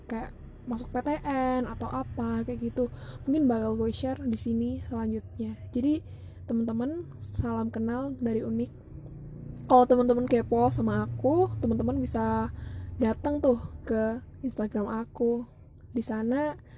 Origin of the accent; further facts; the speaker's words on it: East Java, Indonesia; Gue dari East Java. Kalau nggak tahu East Java di mana, di Pulau Jawa tepatnya. Pulau Jawa yang sebelah mana? Sambungnya Madura. Tahu kan lah pasti yang ibu kotanya Surabaya.